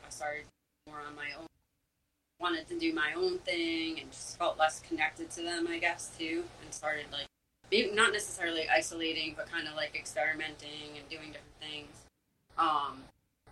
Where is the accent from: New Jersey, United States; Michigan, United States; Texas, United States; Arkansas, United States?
New Jersey, United States; Monmouth County; I grew up in Monmouth County